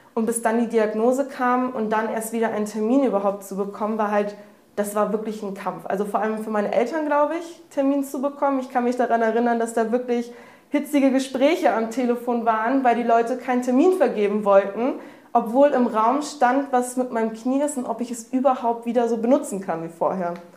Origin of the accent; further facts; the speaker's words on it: near Hanover, Lower Saxony, Germany; moved away as an adult; now in Hamburg, Germany; ich komme aus der Nähe von Hannover